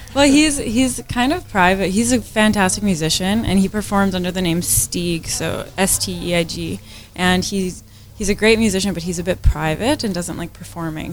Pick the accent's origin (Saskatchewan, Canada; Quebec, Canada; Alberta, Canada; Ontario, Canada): Saskatchewan, Canada; Saskatoon; we're from Saskatoon in Canada